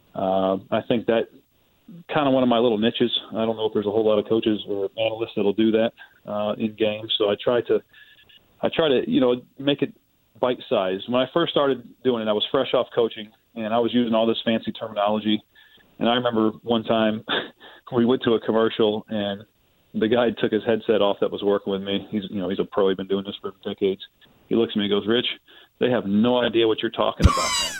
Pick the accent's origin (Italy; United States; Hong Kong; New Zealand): United States; Ohio; I'm from Ohio